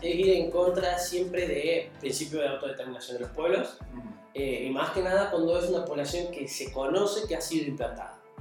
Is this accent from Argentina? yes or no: yes; Argentina